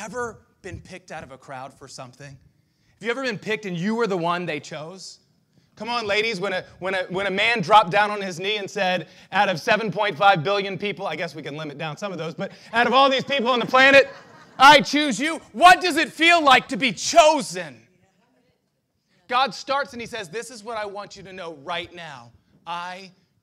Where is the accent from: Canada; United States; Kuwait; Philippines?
United States; I'm proud to be an American